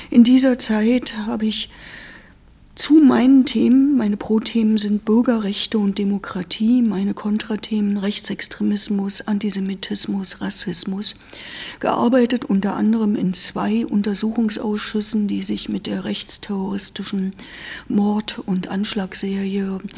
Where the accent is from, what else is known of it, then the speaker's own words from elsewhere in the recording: Berlin, Germany; 2002 trat ich dann hier in Marzahn-Ellersdorf in meiner Heimat an, wurde direkt gewählt in den Bundestag